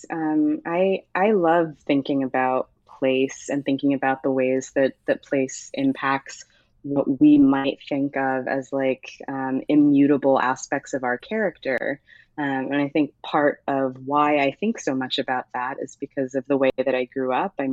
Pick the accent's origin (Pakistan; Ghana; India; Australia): Ghana; also born or lived in United States; I am Ghanaian, um, but often felt as though I wasn't Ghanaian enough for Ghanaians. Um, I am uh, American